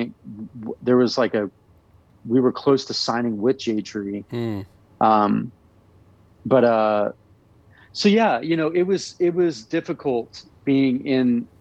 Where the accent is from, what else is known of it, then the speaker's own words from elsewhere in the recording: Tulsa, Oklahoma, United States; growing up in Tulsa, Oklahoma, you're surrounded by religion and Christianity